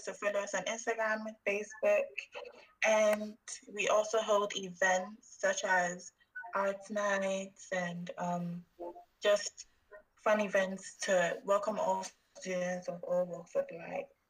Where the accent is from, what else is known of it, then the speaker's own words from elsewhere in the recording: Ghana; now in United Kingdom; I'm from Ghana and I'm studying um, business with HR